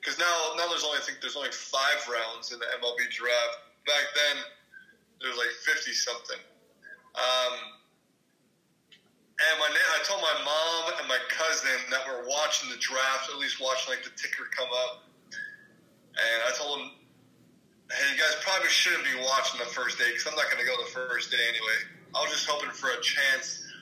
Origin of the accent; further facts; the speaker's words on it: Illinois, United States; I'm from Illinois